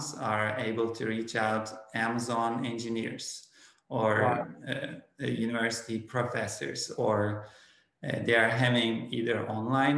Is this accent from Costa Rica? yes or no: no; Turkey; first language Turkish; English is a second language; moved away as an adult; now in Oklahoma, United States; I am originally from Turkey, and I grew up in Turkey until my graduate years from college.